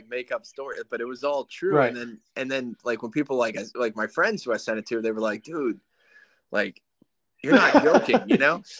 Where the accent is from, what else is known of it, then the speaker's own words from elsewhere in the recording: New York, United States; moved away as an adult; now in Jacksonville, United States; I'm from New York.